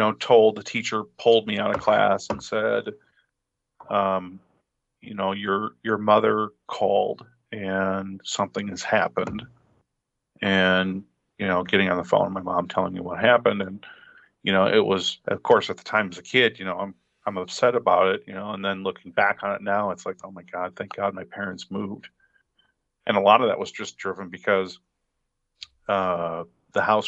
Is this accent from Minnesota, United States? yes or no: yes; Apple Valley, Minnesota, United States; also born or lived in Burnsville, Minnesota; the house that I grew up in was in Apple Valley, and then we moved in 86